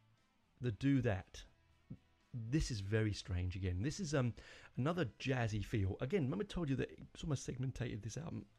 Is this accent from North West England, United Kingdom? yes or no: no; London, United Kingdom; I'm not born in Romford. I was born in North London, but my family are from the East End.